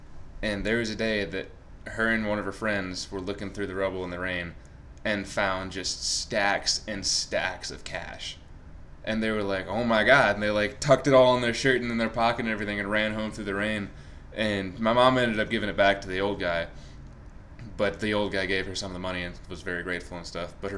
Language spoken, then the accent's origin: English; Suffern, New York, United States; by our house growing up in New York.